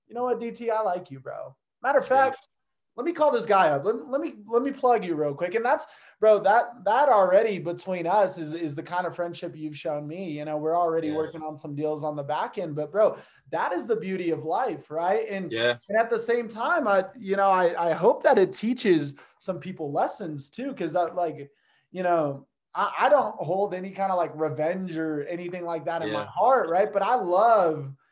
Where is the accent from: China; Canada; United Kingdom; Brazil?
Brazil; now in United States; I was from Brazil, kind of lived the same life. I got to see a little bit of the poverty